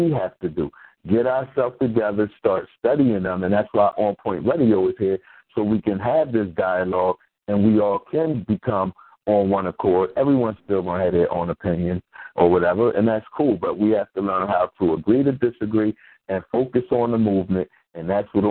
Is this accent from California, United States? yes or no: no; Philadelphia, Pennsylvania, United States; growing up in North Philly